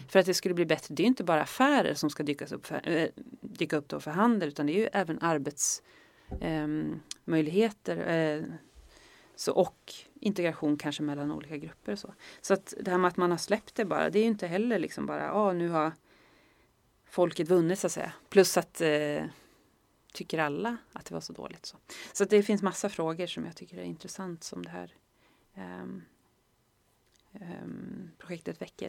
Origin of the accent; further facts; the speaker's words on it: Norrland, Sweden; jag är från Norrland